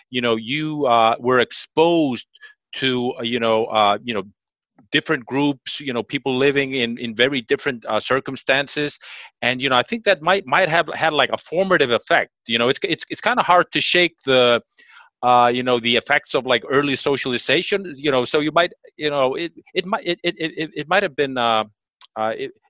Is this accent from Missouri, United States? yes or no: yes; Kansas City, Missouri, United States; in growing up in Kansas City, uh, which you know, uh